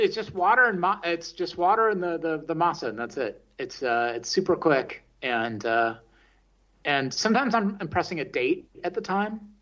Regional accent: the Bay Area, California, United States; moved away as an adult; also born or lived in San Francisco; now in Berlin, Germany; I grew up in the Bay Area

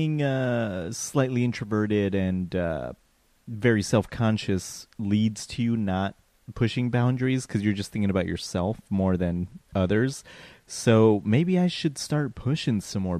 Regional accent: Colorado, United States; now in Huntington Beach, United States; I am not from Los Angeles. I'm from Colorado. I'm living in Huntington

